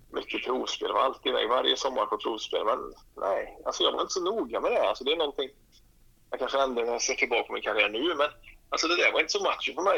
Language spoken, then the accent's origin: Swedish; Åmål, Västra Götaland, Sweden; moved away as an adult; now in Karlstad, Sweden; när jag var hemma i Åmål